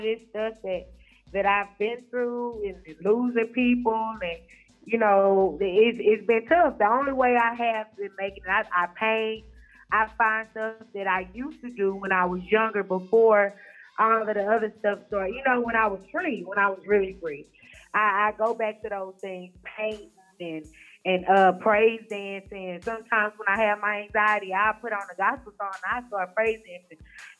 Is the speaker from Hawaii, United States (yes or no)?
no; Shreveport, Louisiana, United States; And see, I was from Shreveport, so I was real, like, I knew about the ….